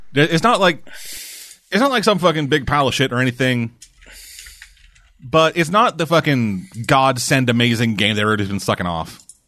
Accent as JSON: {"language": "English", "country": "Canada", "said": "I'm a Canadian."}